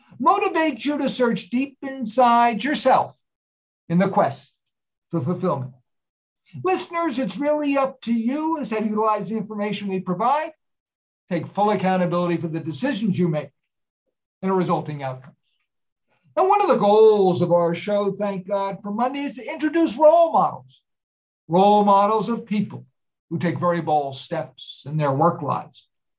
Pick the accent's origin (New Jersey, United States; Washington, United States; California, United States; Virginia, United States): New Jersey, United States; moved away; I was born and raised there and spent 47 wonderful years there myself